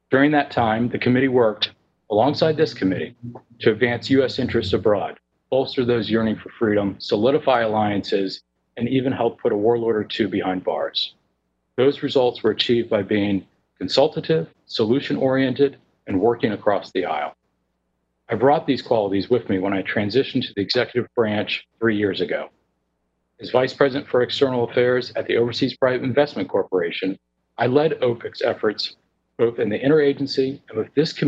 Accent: Fairfax, Virginia, United States; I grew up in Fairfax, Virginia, the youngest son of two talented musicians.

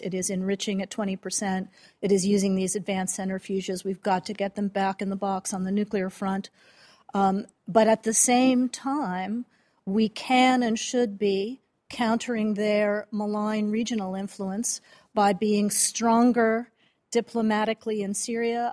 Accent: Connecticut, United States; now in Virginia, United States; I grew up in Connecticut, so Connecticut's strong.

